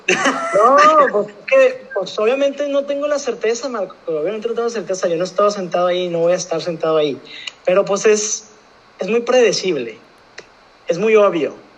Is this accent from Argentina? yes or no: no; Mexico; uno como mexicano quiere eso